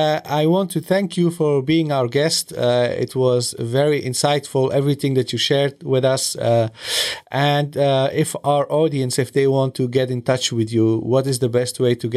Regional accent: Kabul, Afghanistan; I am from Kabul. I'm not originally from an area, not far from Shawaki.

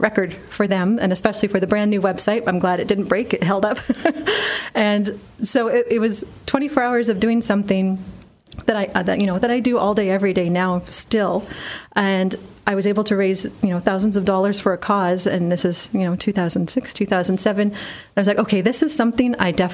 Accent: Surrey, British Columbia, Canada; I grew up in Surrey. I grew up in Wally, went to West Wally Junior High.

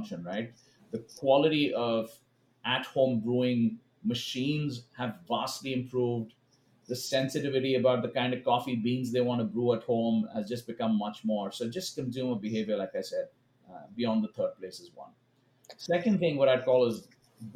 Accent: India; moved away as an adult; also born or lived in Kansas City, United States; now in Los Angeles, United States; I grew up in India

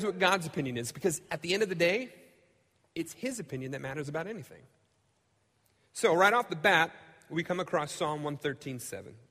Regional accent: United States; I've grown up in the United States. I love being an American

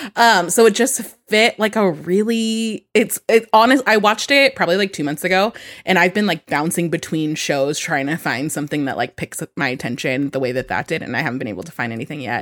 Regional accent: Sacramento, California, United States; also born or lived in San Jose, California; I grew up in Sacramento. I went to an all-girls school

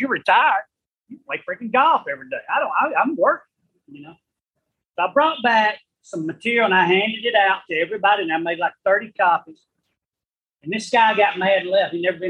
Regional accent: Spring Valley, United States; I'm from Spring Valley.

